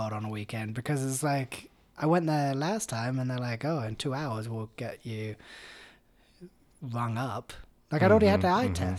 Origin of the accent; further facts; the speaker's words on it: England, United Kingdom; Because I'm English.